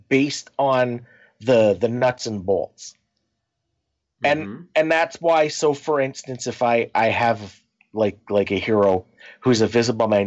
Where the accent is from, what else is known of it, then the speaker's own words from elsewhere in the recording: Canada; We're Canadian